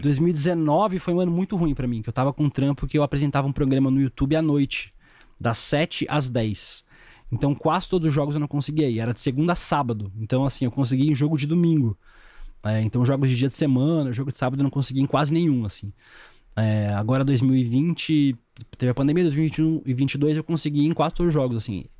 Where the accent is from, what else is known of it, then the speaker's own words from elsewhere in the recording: Balneário Camboriú, Santa Catarina, Brazil; moved away as an adult; also born or lived in Paraíba; now in São Paulo, Brazil; Sou de São Paulo, cresci em Santa Catarina. Morei muito tempo na Paraíba também. Tô aqui de volta há sete anos.